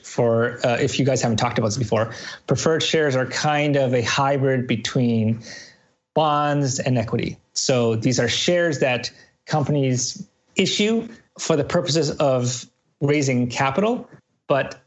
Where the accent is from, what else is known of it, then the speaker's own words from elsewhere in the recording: Canada; But I'm Canadian.